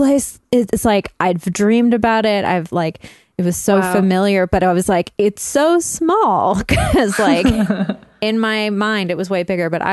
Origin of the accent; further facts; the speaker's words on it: Burnaby, British Columbia, Canada; now in Vancouver, Canada; my hometown of Burnaby